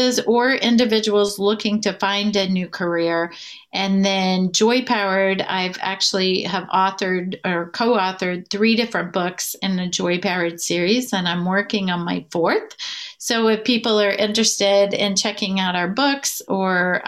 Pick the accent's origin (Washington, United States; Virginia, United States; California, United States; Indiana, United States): Indiana, United States; Southern; I'm from Southern Indiana, the big city of Ligoti, Indiana, with about 2,000 people